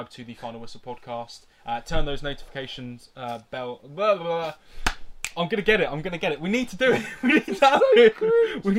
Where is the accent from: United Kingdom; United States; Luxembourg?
United Kingdom; Cambridge, East of England; I'm 23. I'm from Cambridge